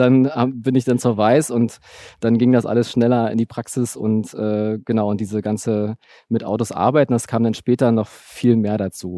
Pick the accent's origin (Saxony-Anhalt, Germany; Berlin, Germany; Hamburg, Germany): Berlin, Germany; ich bin in, in Ostberlin Tübingen groß geworden, in Herresdorf im Südteil, so Einfamilienhausgegend